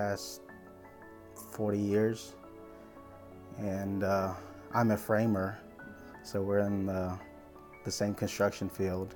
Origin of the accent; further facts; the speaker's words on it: South Carolina, United States; also born or lived in Brownsville, Texas; I was born in Brownsville, Texas, raised here in South Carolina